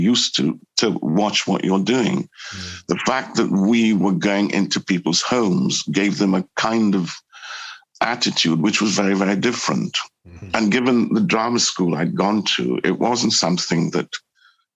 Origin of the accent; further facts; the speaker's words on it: Newcastle upon Tyne, North East England, United Kingdom; moved away; also born or lived in Trinidad; I grew up in Newcastle